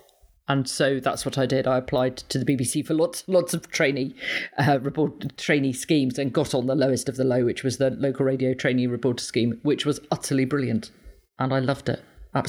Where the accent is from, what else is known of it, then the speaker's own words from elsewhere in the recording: East Midlands, United Kingdom; I grew up in Leicestershire.